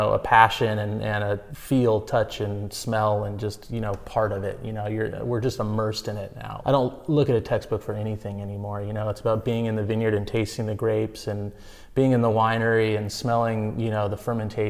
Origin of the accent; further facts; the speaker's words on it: Santa Barbara, California, United States; also born or lived in Davis, California / Santa Ynez, California; I was born and raised in Santa Barbara